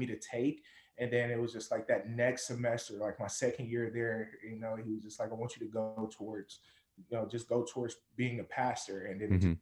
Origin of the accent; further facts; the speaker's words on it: Detroit, Michigan, United States; now in Kentucky, United States; I'm from Detroit, Michigan